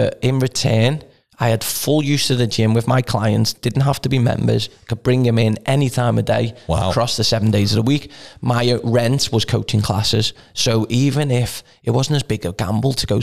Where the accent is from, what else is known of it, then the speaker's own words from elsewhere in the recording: the Wirral, North West England, United Kingdom; So am I.